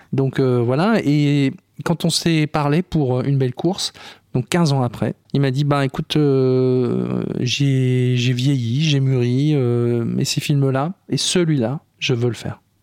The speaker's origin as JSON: {"language": "French", "area": "Ch'ti", "region": "Hauts-de-France", "country": "France", "said": "je suis ch'timi"}